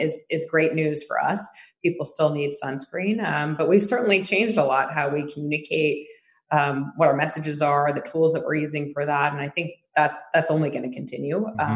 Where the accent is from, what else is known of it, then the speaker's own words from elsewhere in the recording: New York City, New York, United States; growing up in New York